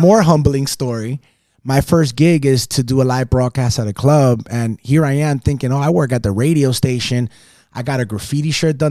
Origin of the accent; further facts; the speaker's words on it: West New York, New Jersey, United States; accent: Caribbean; moved away as an adult; also born or lived in Las Vegas; I was born in Jersey City, New Jersey, West New York, New Jersey, Hudson County, raised by a single amazing, strong, and independent woman